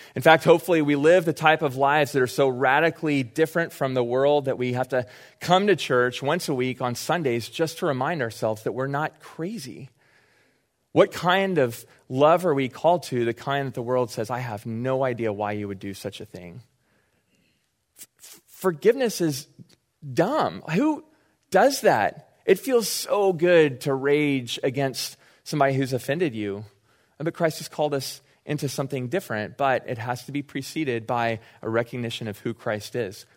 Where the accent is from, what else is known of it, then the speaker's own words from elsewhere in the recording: Austin, Texas, United States; I grew up in Austin